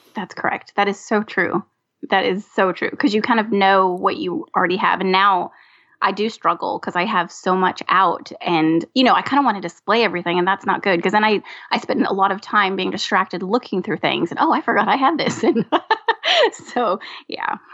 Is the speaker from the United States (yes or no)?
yes; California, United States; now in Louisiana, United States; Originally born and raised in California